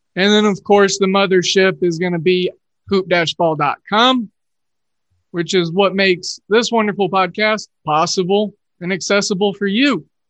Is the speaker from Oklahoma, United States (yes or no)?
yes; Oklahoma, United States; I growing up in Oklahoma, uh, grew up an Oklahoma State fan